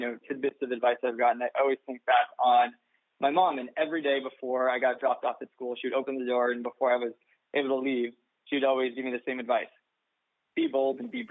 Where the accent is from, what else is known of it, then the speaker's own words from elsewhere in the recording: Southern California, United States; I'm from Southern California